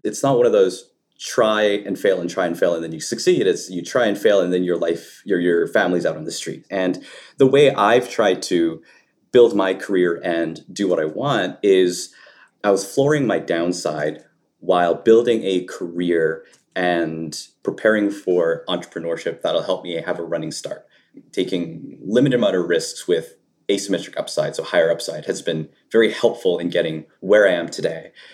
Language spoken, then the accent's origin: English; Canada; I grew up in Canada, um, in rural parts